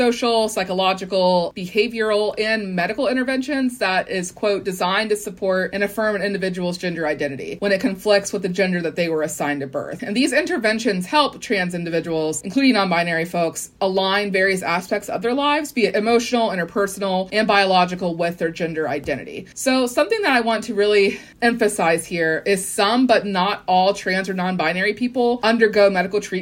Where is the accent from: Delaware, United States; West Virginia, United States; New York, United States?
West Virginia, United States; I am from West Virginia